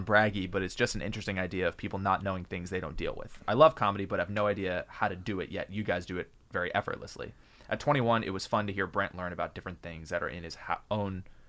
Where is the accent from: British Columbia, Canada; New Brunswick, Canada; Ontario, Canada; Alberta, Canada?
New Brunswick, Canada; Miramichi; I'm from the East Coast originally. Miramichi, NB.